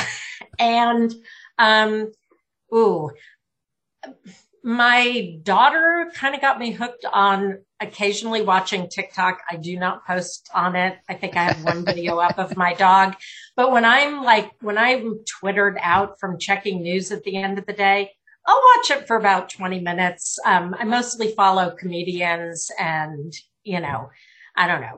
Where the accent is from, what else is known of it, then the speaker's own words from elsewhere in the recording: Connecticut, United States; now in Georgia, United States; I'm from Connecticut